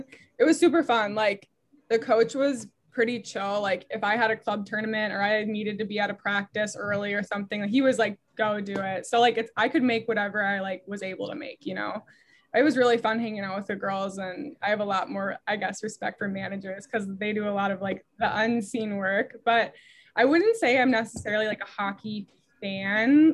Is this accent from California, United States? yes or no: no; White Bear Lake, Minnesota, United States; moved away as an adult; now in Iowa, United States; I grew up in White Bear Lake, Minnesota